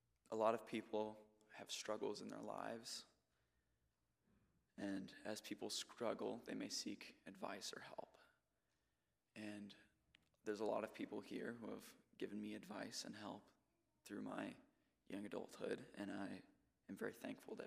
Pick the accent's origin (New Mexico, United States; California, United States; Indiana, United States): New Mexico, United States; Albuquerque; also born or lived in Garland, Texas / Dallas, Texas; When I was about 8 or 9, I moved from Dallas, Texas, or Garland, Texas, to Albuquerque